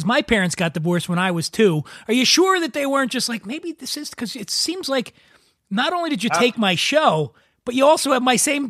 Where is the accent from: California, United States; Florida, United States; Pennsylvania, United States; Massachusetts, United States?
Pennsylvania, United States; Philadelphia; where I'm from, I grew up in Northeast Philadelphia. It's very, very similar to where so everybody where I grew up was Italian and Irish.